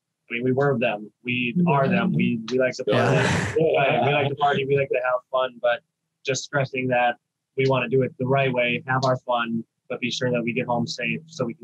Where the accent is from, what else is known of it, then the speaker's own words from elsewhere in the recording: Detroit Lakes, Minnesota, United States; moved away as an adult; now in Fargo, United States; from Detroit Lakes, Minnesota. Go DL. I came to Fargo probably 6 years ago